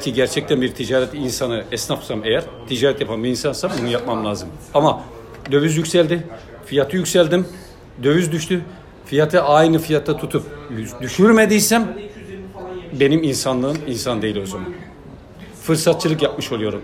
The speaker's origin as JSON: {"language": "Turkish", "region": "Malatya", "country": "Turkey", "tie": "born or raised there", "also_born_or_lived": "Kadıköy, Istanbul", "moved": "yes", "lives_now": "Istanbul, Turkey", "said": "ben Malatyalıyım. Benim memleketimin e, en büyük gelir kaynağı tütüncülük."}